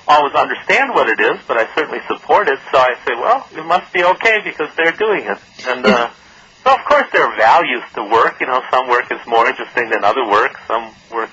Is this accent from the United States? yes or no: yes; Detroit, Michigan, United States; I came from Detroit, and my father was an auto worker, and my parents were European immigrants.